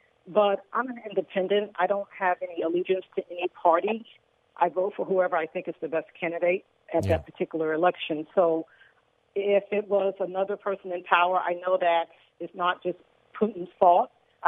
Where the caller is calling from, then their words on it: Inglewood, California, United States; Inglewood, California.